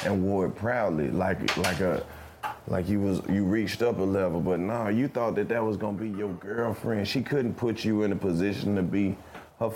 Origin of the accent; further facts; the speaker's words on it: Mississippi, United States; I'm from Mississippi. We're from the South.